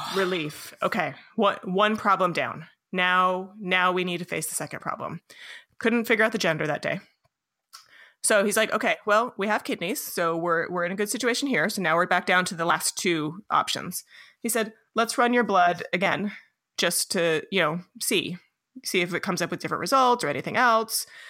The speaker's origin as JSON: {"language": "English", "town": "Los Alamos", "region": "New Mexico", "country": "United States", "tie": "born or raised there", "said": "I grew up in Los Alamos, New Mexico"}